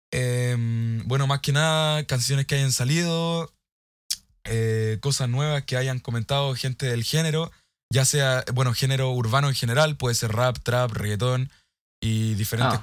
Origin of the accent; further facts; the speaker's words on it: Chile; soy de Chile.